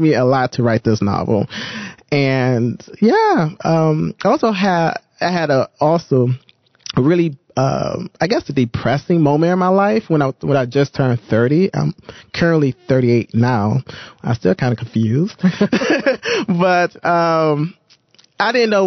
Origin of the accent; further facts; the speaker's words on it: Detroit, Michigan, United States; moved away as an adult; now in Toronto, Canada; I'm originally from Detroit, Michigan. And so I moved here, I would say 8 years ago